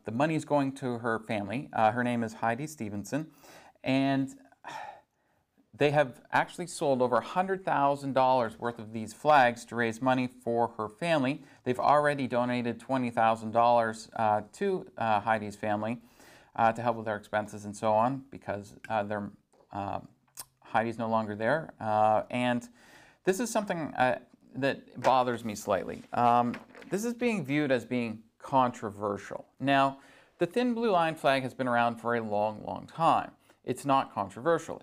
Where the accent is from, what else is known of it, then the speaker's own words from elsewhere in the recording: Barrie, Ontario, Canada; now in Sault Ste. Marie, Canada; I grew up just outside of Barrie